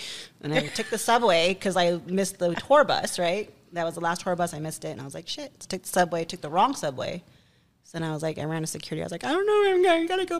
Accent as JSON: {"language": "English", "region": "California", "country": "United States", "said": "I'm not from New York. I'm Cali."}